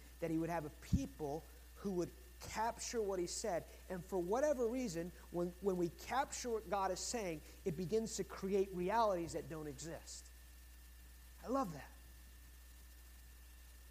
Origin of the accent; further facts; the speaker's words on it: United States; I'm American